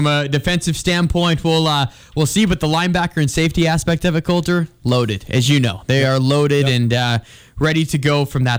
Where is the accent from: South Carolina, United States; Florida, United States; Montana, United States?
Montana, United States; Billings; I'm from Billings, of course.